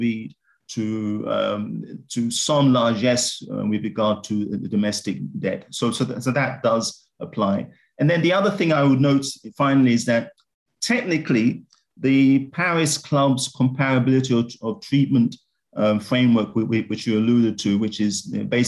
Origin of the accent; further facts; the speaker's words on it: Ghana; I'm from Ghana